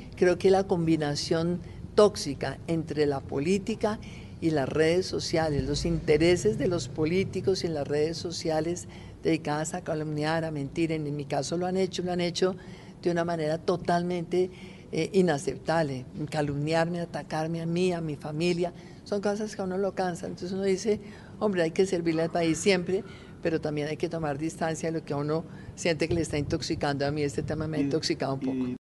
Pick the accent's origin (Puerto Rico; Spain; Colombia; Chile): Colombia; soy una colombiana